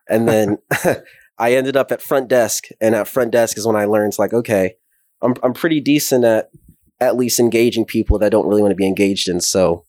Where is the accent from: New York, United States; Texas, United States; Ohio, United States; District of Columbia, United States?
Texas, United States; Arlington; moved away as an adult; also born or lived in Fayetteville, Arkansas; From Arlington, born and raised.